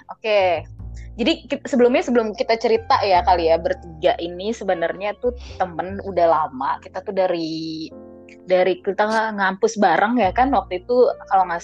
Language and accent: Indonesian; Jakarta, Indonesia; moved away as an adult; Jakarta tinggal di Jakarta tapi gue harus pindah demi udah lebih tepatnya gue harus merantau ke Jogja untuk kuliah.